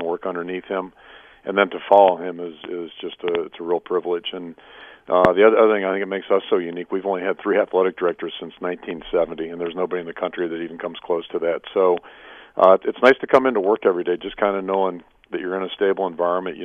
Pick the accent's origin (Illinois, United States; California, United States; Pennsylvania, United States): Pennsylvania, United States; Pittsburgh; moved away as an adult; now in Iowa City, United States; growing up in Pittsburgh